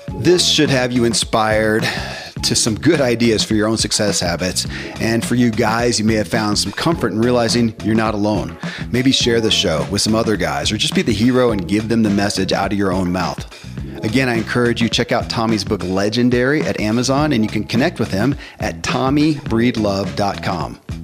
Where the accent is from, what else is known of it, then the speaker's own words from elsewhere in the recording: the Bible Belt, United States; I grew up in the Bible Belt and Christianity